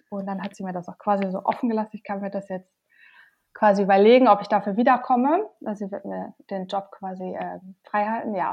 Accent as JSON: {"language": "German", "town": "Münster", "region": "North Rhine-Westphalia", "country": "Germany", "said": "Ähm, ja, also ich komme aus Münster und ich bin auch gerade in Münster."}